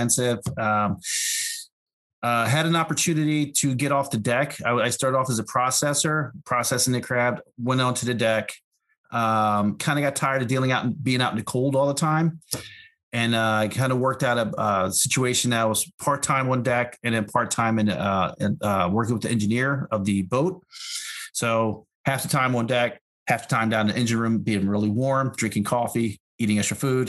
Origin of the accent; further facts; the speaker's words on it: Philadelphia, Pennsylvania, United States; also born or lived in New York / Alaska / Los Angeles; I was born in New York. I was raised in Philadelphia